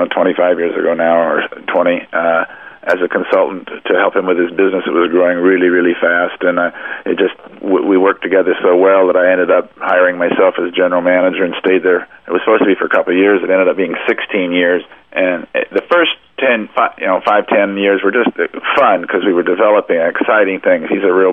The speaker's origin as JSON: {"language": "English", "region": "California", "country": "United States", "said": "It's like Los Angeles. I came from Southern California, and it's nothing new to me."}